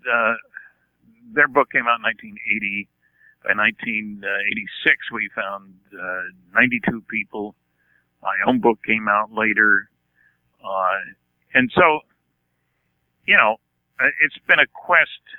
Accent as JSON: {"language": "English", "region": "California", "country": "United States", "said": "You know, I'm a cheapskate from California."}